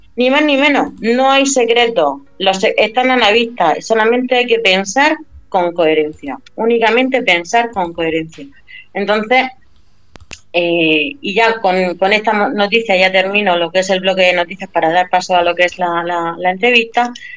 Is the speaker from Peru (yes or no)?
no; Spain; soy española